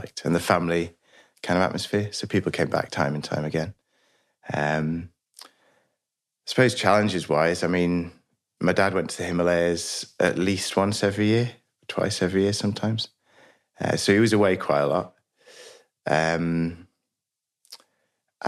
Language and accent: English; northwest Highlands of Scotland, United Kingdom; now in Lincolnshire, United Kingdom; I grew up originally in the northwest Highlands of Scotland, in a place called Loch Erin, near the Isle of Skye